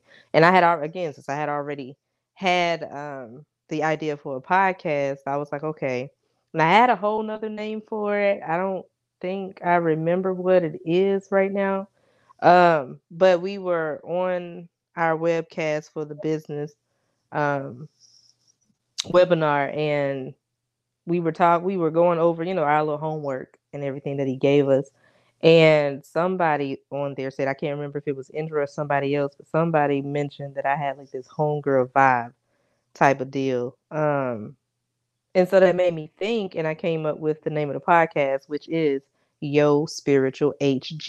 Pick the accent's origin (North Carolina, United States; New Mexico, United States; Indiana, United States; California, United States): North Carolina, United States; I'm from North Carolina